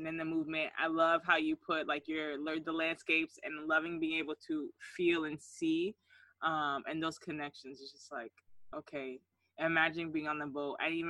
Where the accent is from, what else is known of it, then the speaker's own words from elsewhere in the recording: Georgia, United States; I grew up in Georgia.